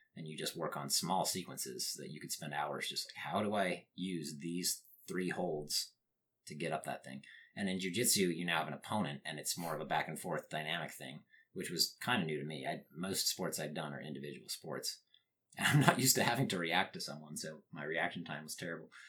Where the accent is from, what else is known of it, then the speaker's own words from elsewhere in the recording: northern Utah, United States; I grew up in Utah. The town that I grew up in, I mean, it's not exactly rural